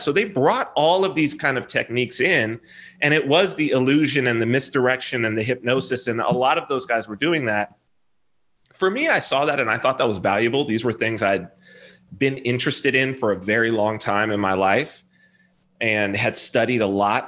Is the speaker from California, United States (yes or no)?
yes; Southern California, United States; I'm from Southern California